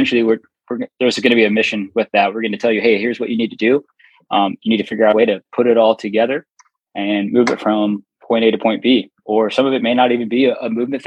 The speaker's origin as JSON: {"language": "English", "region": "California", "country": "United States", "tie": "born or raised there", "moved": "yes", "said": "my hometown in California"}